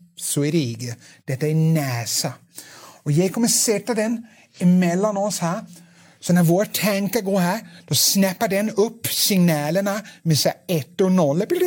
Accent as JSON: {"language": "Swedish", "country": "Denmark", "accent": "Danish", "second_language": "Swedish", "moved": "yes", "said": "jag är dansk, det kan bli en liten, svag dansk brytning"}